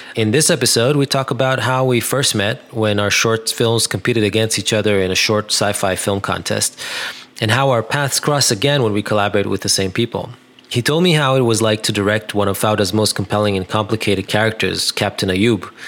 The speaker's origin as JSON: {"language": "English", "town": "Netanya", "region": "Central District", "country": "Israel", "tie": "born or raised there", "said": "my hometown in Netanya"}